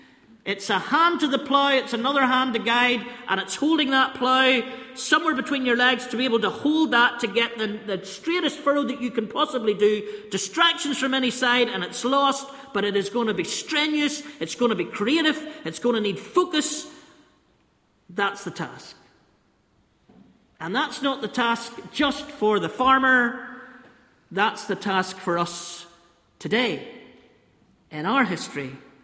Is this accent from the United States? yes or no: no; Ballymena, Northern Ireland, United Kingdom; Now, I know you think I'm a culture from Ballymena, farmer and all that, close to the Lord and that my accent betrays me.